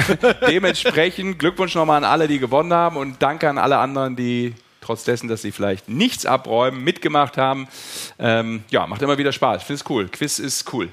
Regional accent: Düsseldorf, North Rhine-Westphalia, Germany; gebürtiger Düsseldorfer

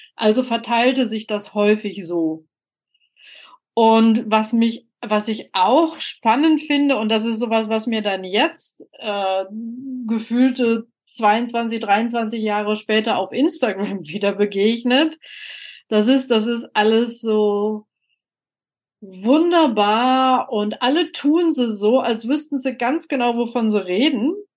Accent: Soest, North Rhine-Westphalia, Germany; also born or lived in Mülheim an der Ruhr / Dortmund; ich hatte einen Geburtsort, Mülheim-Ruhr, ich bin aufgewachsen in Soest

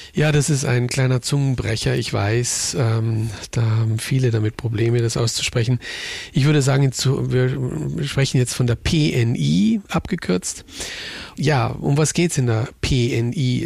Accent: Munich, Bavaria, Germany; moved away as an adult; now in Innsbruck, Austria; ich bin ja Münchner

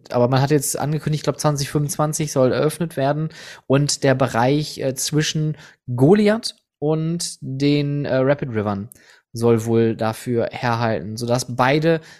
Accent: Netherlands; also, pass auf, ich bin Niederländer, du bist ein Achterbahn

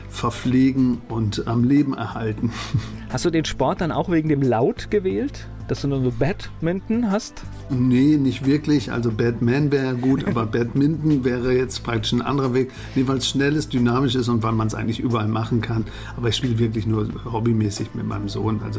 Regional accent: Pfalzdorf, North Rhine-Westphalia, Germany; born or raised there

